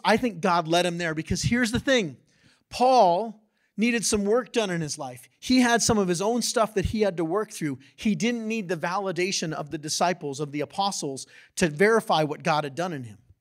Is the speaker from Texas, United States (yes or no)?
no; San Diego, California, United States; I grew up in San Diego